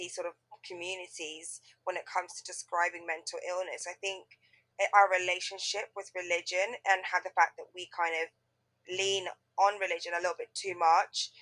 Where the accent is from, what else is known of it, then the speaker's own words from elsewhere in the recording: Tanzania; I would always say I'm from Tanzania